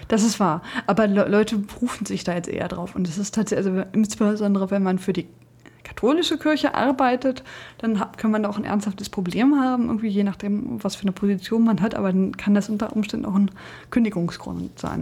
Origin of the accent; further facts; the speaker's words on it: Braunschweig, Lower Saxony, Germany; Ich komme ja aus Braunschweig